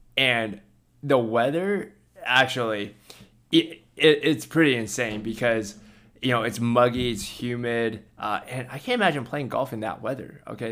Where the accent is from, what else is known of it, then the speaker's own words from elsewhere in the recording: California, United States; I grew up in California